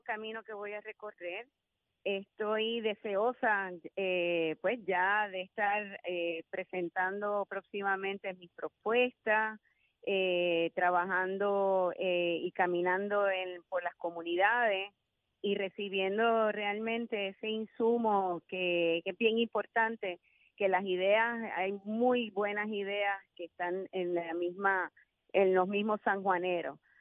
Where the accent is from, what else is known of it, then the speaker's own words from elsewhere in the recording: San Juan, Puerto Rico; soy sanjuanera de pura cepa, nacida y criada en San Juan